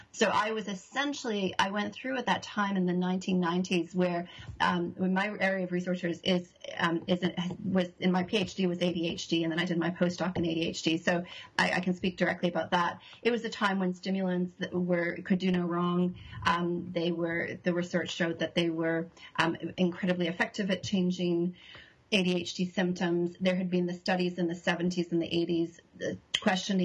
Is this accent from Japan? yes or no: no; Canada; moved away as an adult; also born or lived in Toronto; now in New Zealand; I'm Canadian